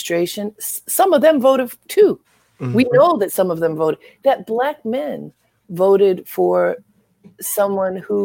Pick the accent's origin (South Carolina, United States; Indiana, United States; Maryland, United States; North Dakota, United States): Maryland, United States; Baltimore; I'm from Baltimore. I grew up in a Black neighborhood